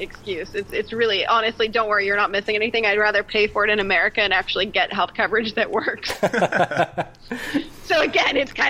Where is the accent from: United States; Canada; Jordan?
Canada; I'm Canadian, so I have to apologize for everything.